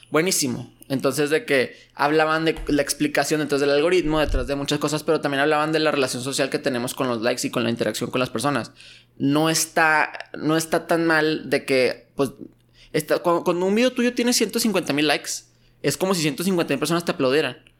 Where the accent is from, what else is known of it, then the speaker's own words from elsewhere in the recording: Mexico; moved away as an adult; also born or lived in Torreón, Coahuila / United States; siendo mexicano